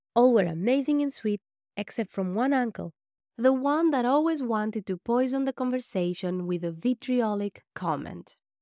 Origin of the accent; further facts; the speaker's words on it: Greece; also born or lived in Albania / Athens; I was raised in Greece